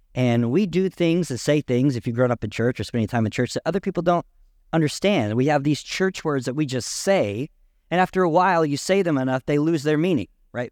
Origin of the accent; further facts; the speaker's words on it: Canadian County, Oklahoma, United States; I was born and raised in Canadian County